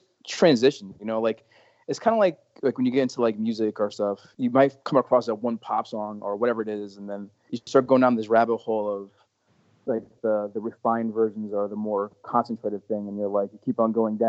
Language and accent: English; Connecticut, United States; I've born and raised in Connecticut and live in New Haven